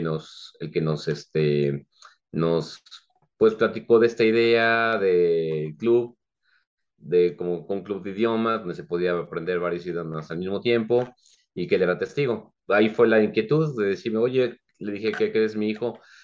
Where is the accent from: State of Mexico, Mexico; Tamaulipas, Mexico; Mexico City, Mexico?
Mexico City, Mexico; moved away as an adult; now in San Juan del Río, Mexico; Yo soy originario de la Ciudad de México y ya aquí junto con mi esposa ya radicamos ahora en San Juan del Río, Querétaro, desde hace ya 18 años